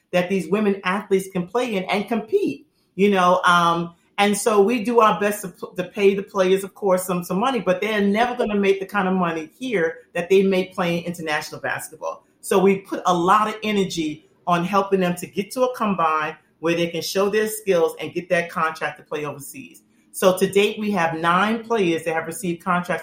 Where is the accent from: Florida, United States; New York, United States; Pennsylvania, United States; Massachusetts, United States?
New York, United States; growing up in New York